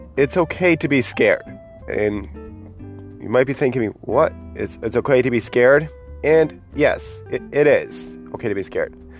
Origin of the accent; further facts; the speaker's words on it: Buffalo, New York, United States; my hometown of uh, Buffalo, New York